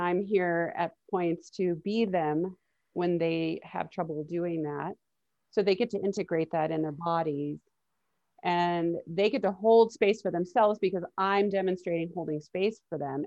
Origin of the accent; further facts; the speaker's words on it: Miami, Florida, United States; moved away; I grew up in Miami